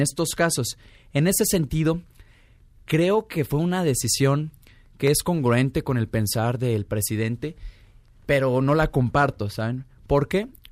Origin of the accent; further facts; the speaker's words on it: Zacatecas, Mexico; Yo soy originario de Zacatecas